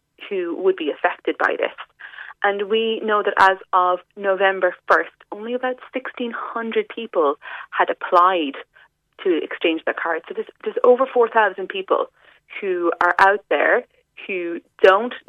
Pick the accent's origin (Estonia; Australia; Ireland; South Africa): Ireland; West Cork, Munster; I'm from West Cork myself